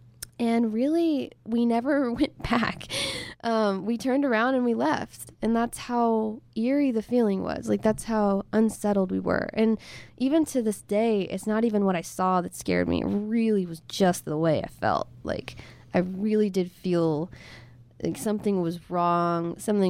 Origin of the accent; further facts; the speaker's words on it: Hurst, Texas, United States; Close to my hometown. It was in Hearst, Texas.